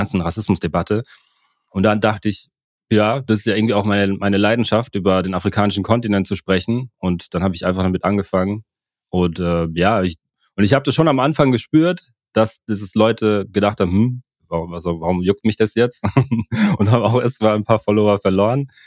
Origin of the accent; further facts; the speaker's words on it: Germany; also born or lived in Cameroon; wir alle hier in Deutschland, auch ich, der hier aufgewachsen bin